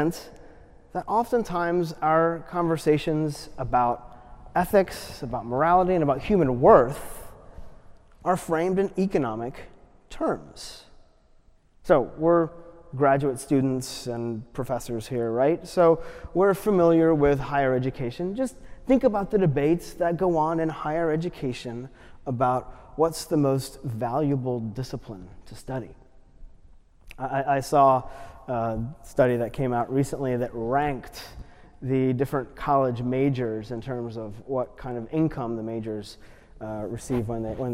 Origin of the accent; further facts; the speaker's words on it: United States; as an American